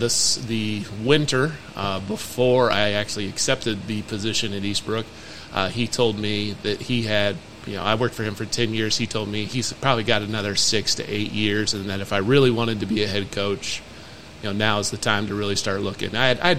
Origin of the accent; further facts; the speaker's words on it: Warsaw, Indiana, United States; moved away as an adult; also born or lived in Noblesville, Indiana / Anderson, Indiana; now in Grant County, Indiana, United States; So I'm originally from Warsaw, Indiana. A 2004 graduate of Warsaw High School.